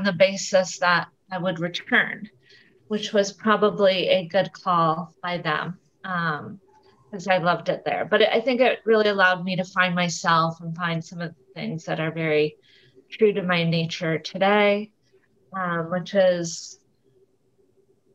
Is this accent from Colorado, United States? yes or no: no; Rockford, Illinois, United States; also born or lived in Italy; now in San Diego, United States; as a child, I grew up in Rockford, Illinois